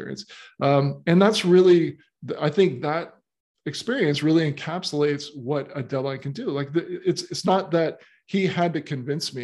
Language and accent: English; Florida, United States; moved away as an adult; also born or lived in Miami / St. Augustine; now in Australia; when I was growing up in Florida, I moved from Miami to St. Augustine